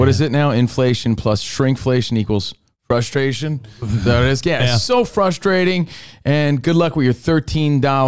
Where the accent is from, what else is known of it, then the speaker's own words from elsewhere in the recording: Union, New Jersey, United States; growing up in New Jersey, I'm from Union, New Jersey